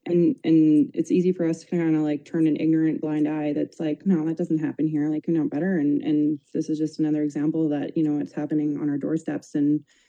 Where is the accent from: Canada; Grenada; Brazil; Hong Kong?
Canada; myself as a, you know, white girl growing up in Canada